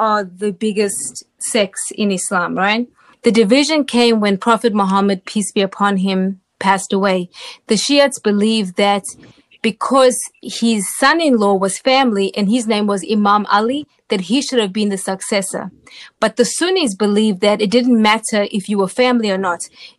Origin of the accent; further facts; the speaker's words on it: Durban, KwaZulu-Natal, South Africa; moved away as an adult; now in United States; I was born in Durban, South Africa, which is the largest port in Southern Africa. I was there from, of course, birth till age 19 when I came to the United States